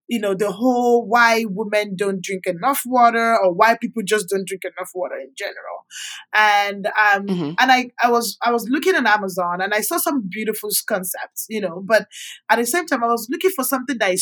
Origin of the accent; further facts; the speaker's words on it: Nigeria; also born or lived in Calgary, Canada; now in Houston, United States; And I grew up with my grandma back in Nigeria. I'm from Nigeria.